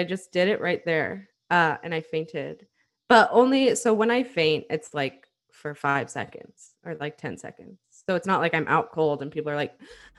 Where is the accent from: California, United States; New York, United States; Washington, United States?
California, United States; San Diego; we are from San Diego.